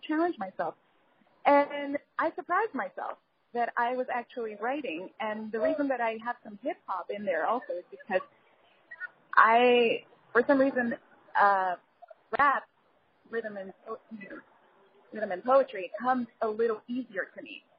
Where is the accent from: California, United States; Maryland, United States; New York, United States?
New York, United States; New York City; moved away as an adult; now in Los Angeles, United States; I grew up in the Bronx and I moved to LA like about two years ago